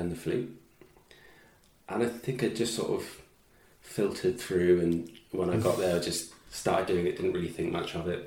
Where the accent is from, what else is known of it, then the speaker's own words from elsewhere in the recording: Brighton, South East England, United Kingdom; accent: English; also born or lived in Limerick, Ireland; growing up in Brighton on the south coast